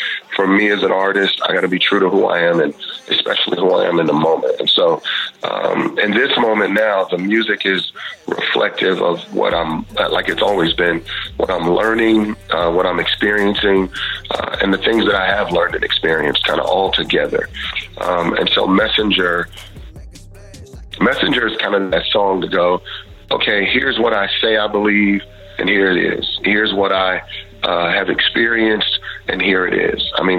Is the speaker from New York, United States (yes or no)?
no; Houston, Texas, United States; I grew up in Texas and Houston.